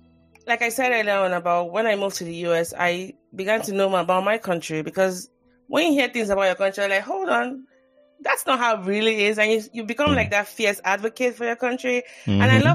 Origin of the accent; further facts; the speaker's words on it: Nigeria; as a Nigerian